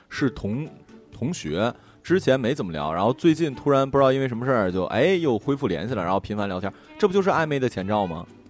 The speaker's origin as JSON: {"language": "Chinese", "region": "Northeast China", "country": "China", "said": "我们东北人"}